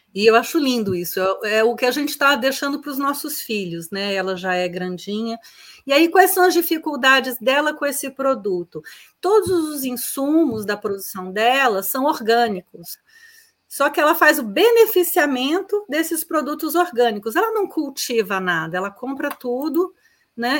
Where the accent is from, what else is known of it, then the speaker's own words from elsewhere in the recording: Brasília, Federal District, Brazil; also born or lived in Florianópolis; eu sou de Brasília